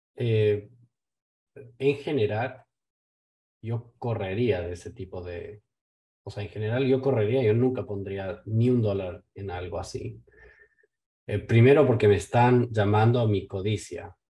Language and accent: Spanish; Ecuador; Yo vengo de Ecuador